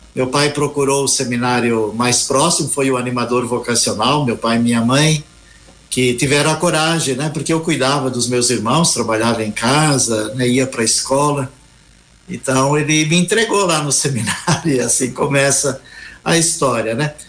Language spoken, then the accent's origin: Portuguese; Forquilhinha, Santa Catarina, Brazil; moved away; also born or lived in São Paulo; quando eu queria ser padre lá na roça, no interior de Santa Catarina, Furquilinha